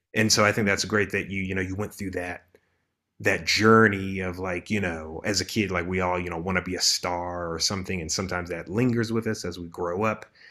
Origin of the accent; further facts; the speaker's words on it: Maryland, United States; moved away as an adult; also born or lived in Los Angeles; now in Rwanda; I'm originally from Maryland, spent about three years in L A and now I'm in Rwanda